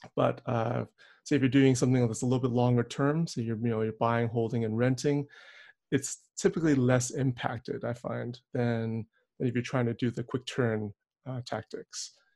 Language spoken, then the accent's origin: English; Edmonton, Alberta, Canada; now in Calgary, Canada; Calgary, where I currently reside, but I was born and raised in Edmonton